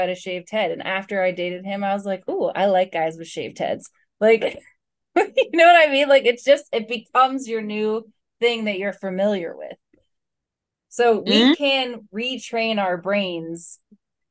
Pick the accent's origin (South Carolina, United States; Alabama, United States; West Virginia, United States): West Virginia, United States; now in Florida, United States; I grew up in West Virginia.